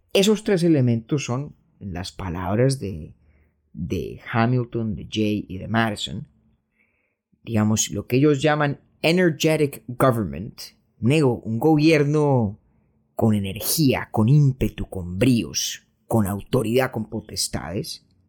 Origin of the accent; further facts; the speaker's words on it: Colombia; also born or lived in Brooklyn, New York; now in New York, United States; nosotros, un par de pelagatos montañeros colombianos que ni ciudadanos, ni ciudadanos somos de los Estados Unidos